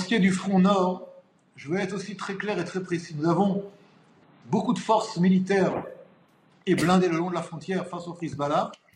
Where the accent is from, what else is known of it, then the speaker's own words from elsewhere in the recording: Israel; chez nous en Israël.